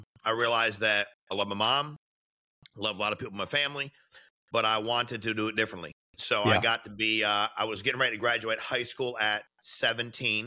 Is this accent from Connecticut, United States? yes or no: yes; Connecticut, United States; I grew up in Connecticut, raised by my mom